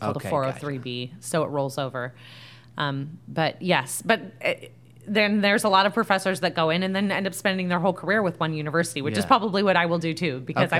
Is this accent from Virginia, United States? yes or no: no; Fresno, California, United States; moved away as an adult; also born or lived in Santa Barbara, California / San Francisco, California / Santa Rosa, California / Los Angeles, California; now in Rock Hill, United States; I've lived almost everywhere in California. So I was born and raised in Fresno. I did my undergraduate at UC Santa Barbara, which was a beautiful place to live.